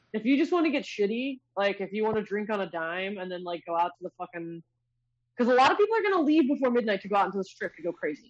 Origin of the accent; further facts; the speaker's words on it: Los Angeles, California, United States; now in Las Vegas, United States; I'm from Los Angeles.